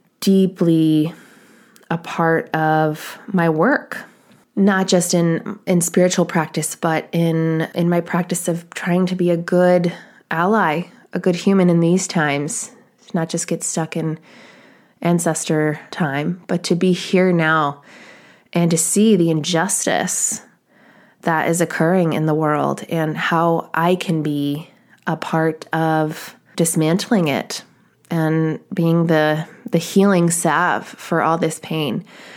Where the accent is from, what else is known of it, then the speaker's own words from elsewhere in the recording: East Coast, United States; I remember I grew up on the East Coast, well, partially, and my mother's family is from New England.